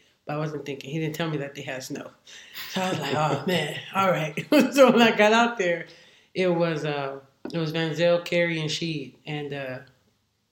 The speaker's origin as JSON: {"language": "English", "town": "San Bernardino", "region": "California", "country": "United States", "tie": "born or raised there", "also_born_or_lived": "Hawaii", "said": "I'm from San Bernardino. I went to San Bernardino High School."}